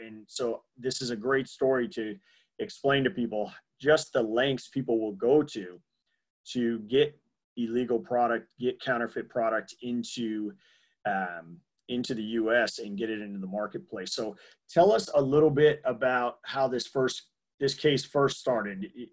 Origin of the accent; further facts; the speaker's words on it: New York, United States; I grew up in New York, but not the city